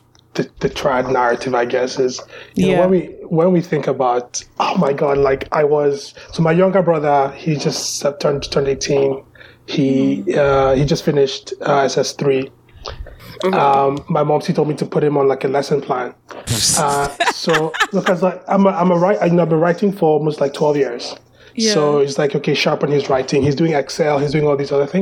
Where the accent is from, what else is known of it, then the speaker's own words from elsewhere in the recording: Lagos, Nigeria; I was born and raised in Lagos. I've lived almost all my life in Lagos, in Ikeja.